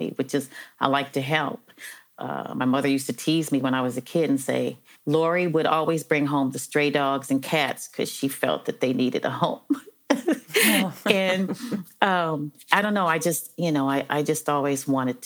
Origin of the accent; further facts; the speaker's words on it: Los Angeles, California, United States; I'm from Los Angeles originally. I was born in Los Angeles